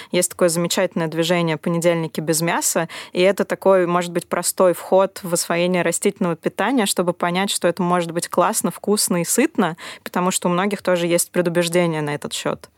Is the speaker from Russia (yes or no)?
yes; Russia; особенно в России, где у нас немножко подорвано доверие к раздельному сбору